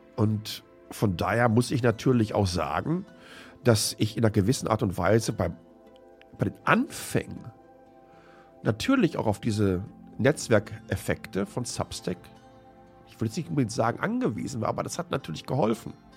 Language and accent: German; Germany; moved away; meine Freundinnen und Mitbürgerinnen, die ich zum Teil seit dem Kindergarten kenne